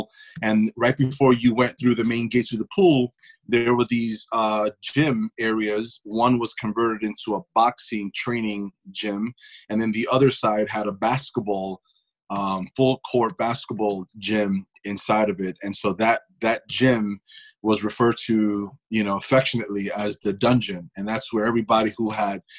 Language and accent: English; New York City, New York, United States; I'm from Sunset Park, Brooklyn